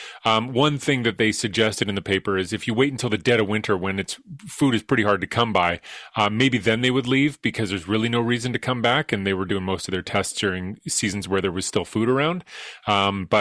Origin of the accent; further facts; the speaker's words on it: Edmonton, Alberta, Canada; moved away; I'm from Edmonton.